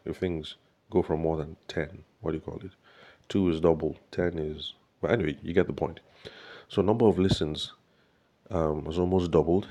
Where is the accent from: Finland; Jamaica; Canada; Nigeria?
Nigeria; Benue; now in Abuja, Nigeria; my home state, in Benue State